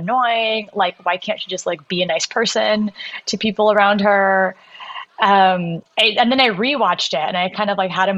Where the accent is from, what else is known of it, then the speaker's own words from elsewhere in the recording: suburbs outside San Francisco, Northern California, United States; moved away as an adult; now in London, United Kingdom; I grew up in the burbs outside of SF